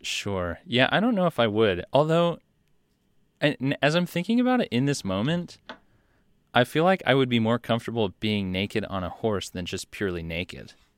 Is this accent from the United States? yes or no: yes; United States; as an American